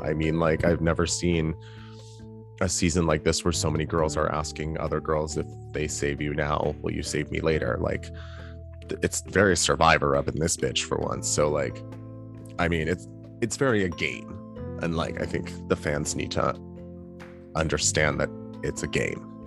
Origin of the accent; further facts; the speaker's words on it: Canada; as a Canadian